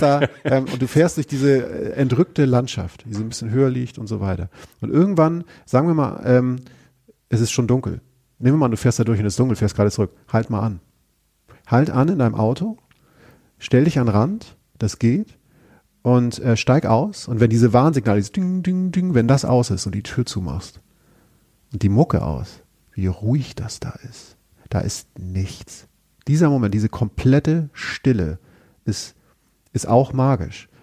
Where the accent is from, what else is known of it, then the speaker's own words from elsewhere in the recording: Germany; wir jetzt als Deutsche